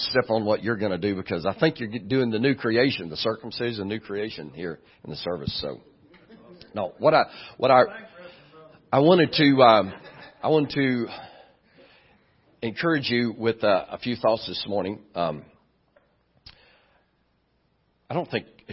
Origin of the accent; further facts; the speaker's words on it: Dallas, Texas, United States; moved away; I'm from Dallas